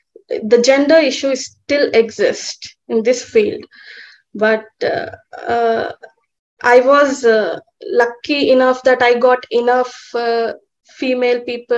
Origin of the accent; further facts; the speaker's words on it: India; also born or lived in Melbourne, Australia; I am from India.